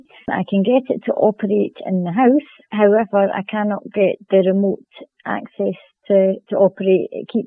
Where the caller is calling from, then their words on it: Edinburgh, Scotland, United Kingdom; I'm calling from Edinburgh